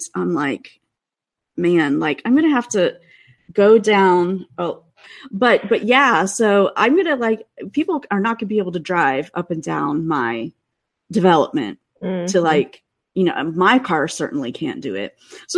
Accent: Midwest, United States; now in Seattle, United States; I still do feel bad complaining, you know, because I grew up in the Midwest.

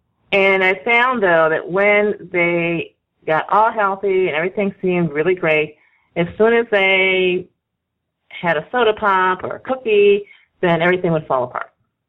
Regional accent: the North, United States; Exactly. I'm from the North. I was born in the North, and my mother was a total city girl

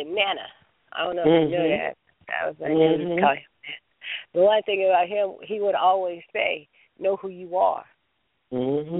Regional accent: United States; I'm an American

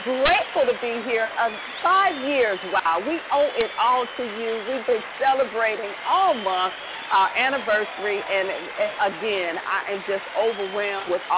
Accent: the American South, Southern United States, United States; I'm a Southern Belle

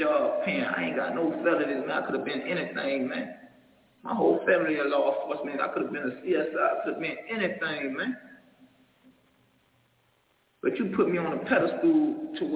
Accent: Miami, Florida, United States; I'm from Liberty City. I'm from Old Town

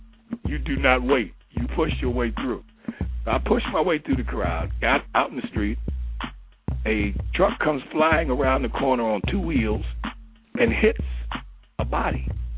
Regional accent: Carolina, United States; everybody looked at me in fear and respect because I said I was from Carolina, right?

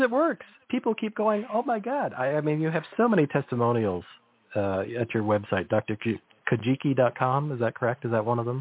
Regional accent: Salinas Valley, California, United States; I grew up near the Salinas Valley

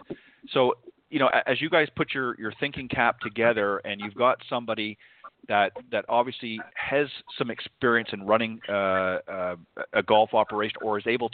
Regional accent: Burlington, Ontario, Canada; also born or lived in Hamilton, Ontario; grew up in Burlington much of my life

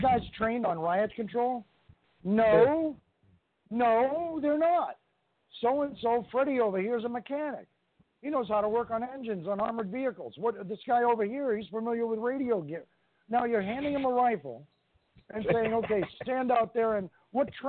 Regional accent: New York, United States; I'm from New York State

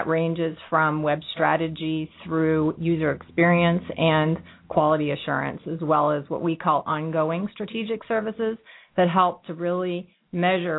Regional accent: Cincinnati, Ohio, United States; moved away as an adult; also born or lived in San Francisco / Ann Arbor; I was born and raised here in Cincinnati, and my career has taken me full circle from Cincinnati to San Francisco to Ann Arbor and back here to Cincinnati

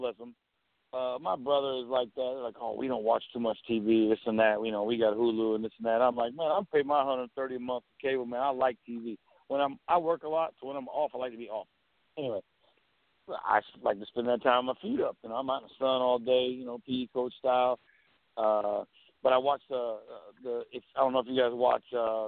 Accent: Florida, United States; I have lived in Florida during my entire life. I'm a lifelong Floridian, except for college.

